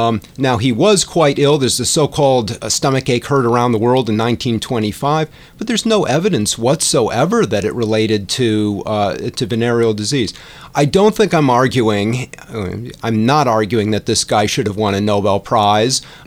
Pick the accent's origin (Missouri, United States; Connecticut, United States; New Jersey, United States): Connecticut, United States; Storrs; Grew up in New England, actually, in eastern Connecticut, Storrs, Connecticut